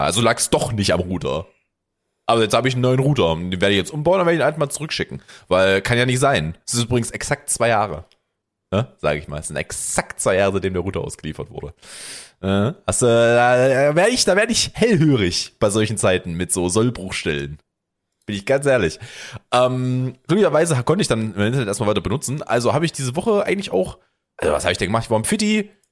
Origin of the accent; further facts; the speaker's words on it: Germany; als Deutscher